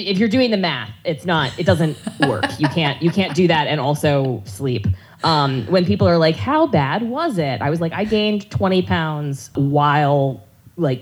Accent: North Carolina, United States; I grew up in the Bible Belt, you know, North Carolina on military bases

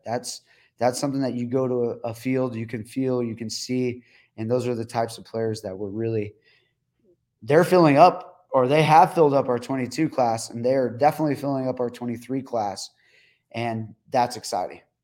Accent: El Paso, Texas, United States; my hometown

